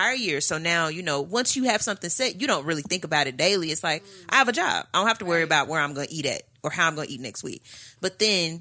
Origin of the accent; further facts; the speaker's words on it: Midwest, United States; I'm from the Midwest.